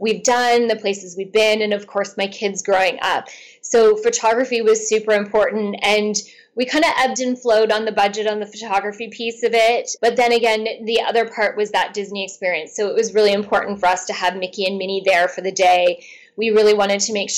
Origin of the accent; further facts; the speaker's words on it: Canada; being Canadian